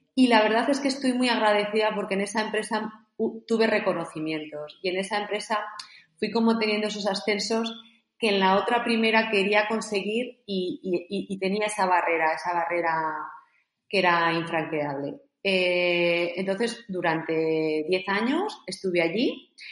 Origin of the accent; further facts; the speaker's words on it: Zaragoza, Aragon, Spain; Yo soy de Zaragoza y salíamos fuera de, nuestra ciudad a hacer deporte